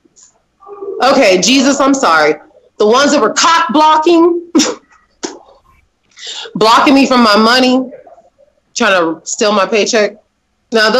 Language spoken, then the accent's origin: English; Champaign, Illinois, United States; Champaign. That's where I was born and raised